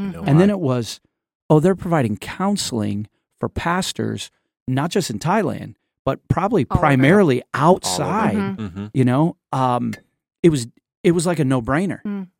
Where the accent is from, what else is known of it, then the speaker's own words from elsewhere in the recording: Port-au-Prince, Ouest, Haiti; now in United States; we were in some jacked up situations growing up in Port-au-Prince, Haiti.